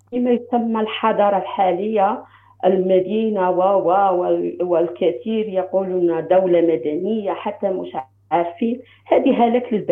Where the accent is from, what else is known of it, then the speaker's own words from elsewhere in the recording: Algeria; now in United States; انا جزائريه